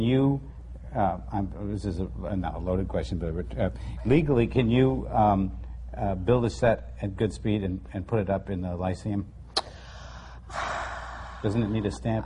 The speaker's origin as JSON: {"language": "English", "region": "Connecticut", "country": "United States", "also_born_or_lived": "New York", "said": "a Connecticut person as well as a New Yorker"}